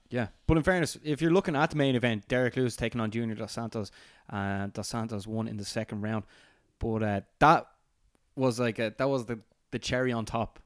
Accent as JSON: {"language": "English", "country": "Ireland", "said": "as an Irishman"}